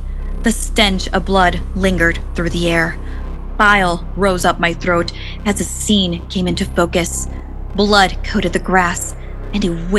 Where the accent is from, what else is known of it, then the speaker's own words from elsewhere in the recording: Fairfax, Virginia, United States; That wasn't the case where I grew up in Fairfax, Virginia.